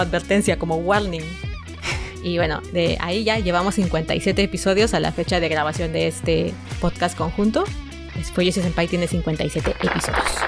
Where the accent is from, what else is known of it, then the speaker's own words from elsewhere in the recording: Mexico; soy de México, soy mexicana